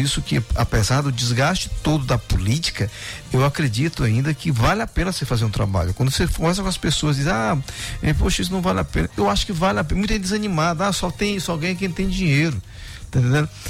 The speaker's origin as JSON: {"language": "Portuguese", "town": "Viana", "country": "Brazil", "said": "Eu sou de Viana."}